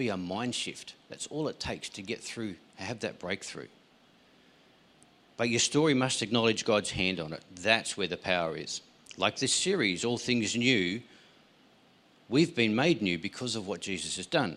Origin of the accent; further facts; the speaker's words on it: Tasmania, Australia; I grew up in Tasmania.